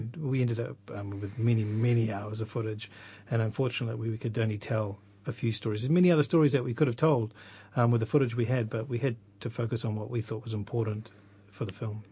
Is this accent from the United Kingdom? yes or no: no; Tokoroa, Waikato, New Zealand; also born or lived in Rotorua / Whakatane; I was born in Rotorua and uh, and lived there for a few years before moving to Whakatane and eventually to Tokoroa, where I did most of my growing up.